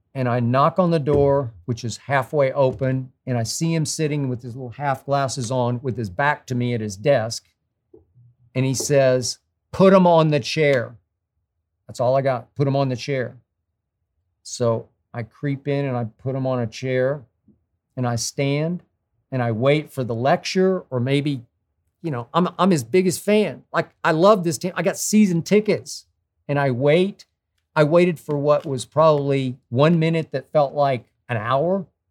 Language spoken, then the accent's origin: English; Oklahoma City, Oklahoma, United States; my hometown of Oklahoma City